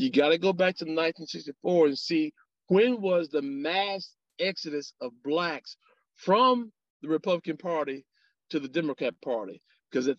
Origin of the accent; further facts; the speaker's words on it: Alabama, United States; I grew up in Alabama